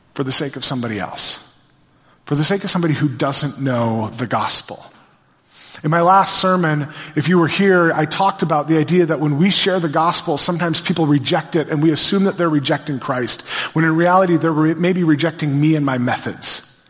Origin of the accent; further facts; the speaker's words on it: Brainerd, Minnesota, United States; I grew up in Brainerd.